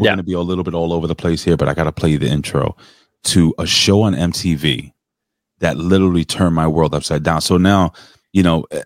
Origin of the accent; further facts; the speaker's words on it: Connecticut, United States; Uh, I am from Connecticut.